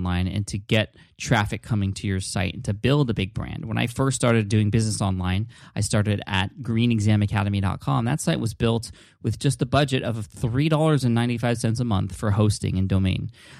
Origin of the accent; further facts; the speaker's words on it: San Diego, California, United States; That's where I'm from. I'm from San Diego.